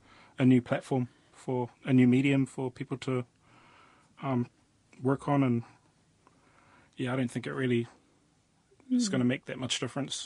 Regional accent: Auckland, New Zealand; also born or lived in Opononi, Hokianga; My family, my dad's from up there and my mum's a Ngāti Porou Niuean. But I'm born and raised in Auckland.

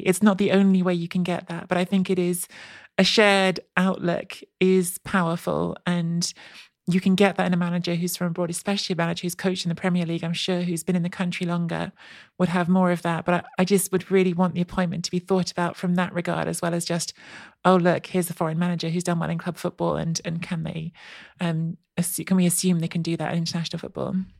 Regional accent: England, United Kingdom; I grew up in England. Um, I've lived most of my life in England

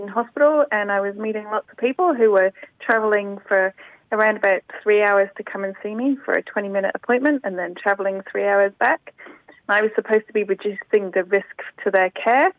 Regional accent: Nepal; now in Waitati, New Zealand; I was brought up in Nepal

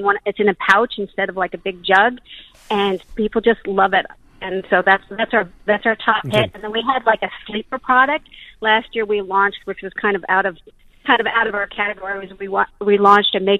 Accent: United States; now in New Zealand; I'm originally from America, although I just became official Kiwi this year.

